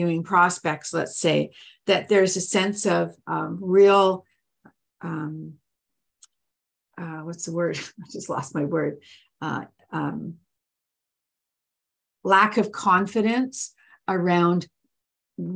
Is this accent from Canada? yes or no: yes; Canada; I'm Canadian